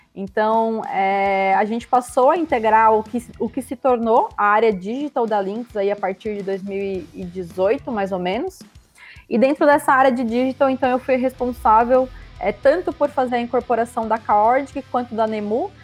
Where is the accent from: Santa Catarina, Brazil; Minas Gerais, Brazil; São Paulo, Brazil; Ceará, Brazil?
Santa Catarina, Brazil; eu sou catarinense, tenho 28 anos